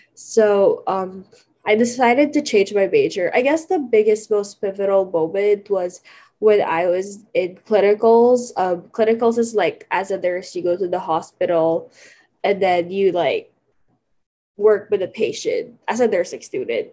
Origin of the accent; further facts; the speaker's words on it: California, United States; also born or lived in Philippines; I'm from California